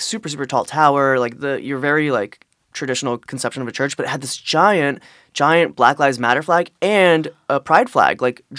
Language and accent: English; East Coast, United States; I'm from the Torah Belt. That's like D.C., Philly, New York. And I grew up around Judaism